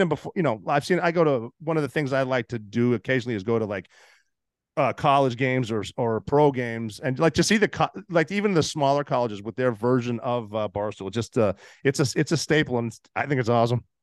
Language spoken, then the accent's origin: English; Montana, United States; moved away as an adult; I'm from Montana